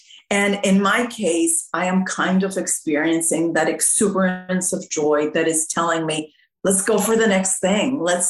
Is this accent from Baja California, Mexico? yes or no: no; Mexico City, Mexico; now in Austin, United States; No, I grew up in Mexico City where my parents were missionaries.